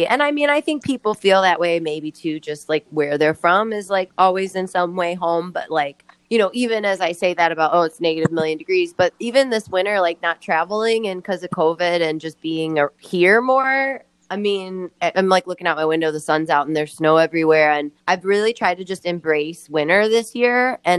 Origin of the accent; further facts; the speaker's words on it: Midwest, United States; I think it wasn't till I got older that I like really was like glad that I grew up in the Midwest